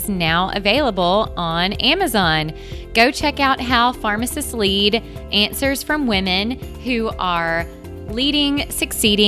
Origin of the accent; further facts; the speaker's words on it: Mississippi, United States; I am from the Southeast. I grew up in Mississippi.